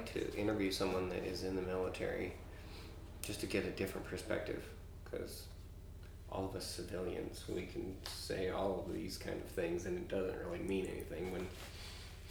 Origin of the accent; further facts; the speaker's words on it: United States; my privilege of being American